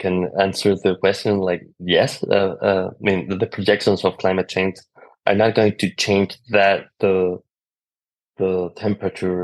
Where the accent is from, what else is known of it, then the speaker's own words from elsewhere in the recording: Chile; moved away as an adult; now in Finland; I'm from Chile